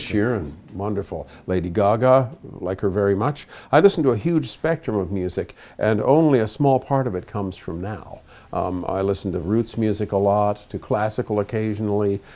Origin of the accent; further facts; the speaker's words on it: Toronto, Ontario, Canada; also born or lived in Montreal; We basically vibrated between Montreal and Toronto and settled in Toronto when I was about four and a half